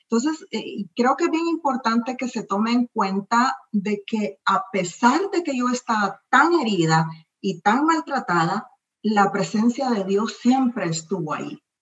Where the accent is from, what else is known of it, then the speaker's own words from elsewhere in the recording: El Salvador; moved away as an adult; also born or lived in Miami, United States; now in United States; mi país, El Salvador